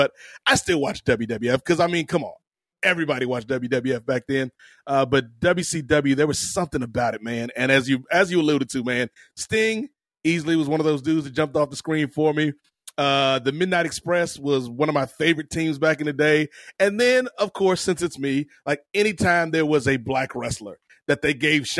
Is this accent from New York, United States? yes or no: no; Virginia, United States; also born or lived in Atlanta, Georgia; growing up in Virginia, I was born in Atlanta, Georgia, and my family, my dad's was in the Navy, so we moved around a lot.